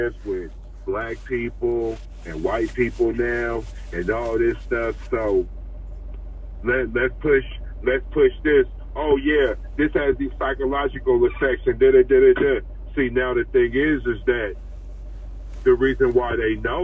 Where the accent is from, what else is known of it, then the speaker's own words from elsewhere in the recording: Seattle, Washington, United States; I'm from Seattle. So this is coming from the perspective of a dude from Seattle